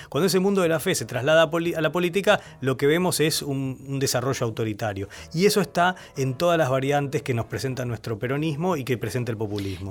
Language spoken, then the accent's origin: Spanish; Argentina; moved away as an adult; now in United States; nuestra experiencia como argentinos